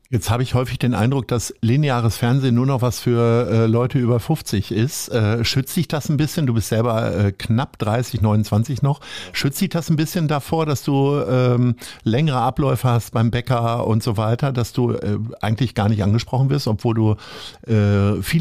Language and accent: German; Hamburg, Germany; Ich bin halb in Stalzhoop groß geworden, ich bin halb in Sasel und halb in Stalzhoop groß geworden